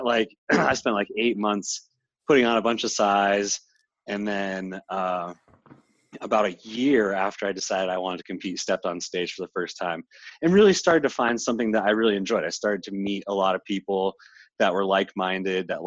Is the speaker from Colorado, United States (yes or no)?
yes; Littleton, Colorado, United States; moved away as an adult; also born or lived in Boulder, Colorado; now in California, United States; back in my hometown where my parents are